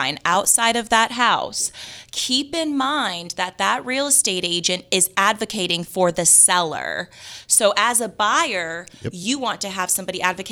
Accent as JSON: {"language": "English", "town": "Las Vegas", "region": "Nevada", "country": "United States", "tie": "born or raised there", "moved": "yes", "said": "I'm from Las Vegas"}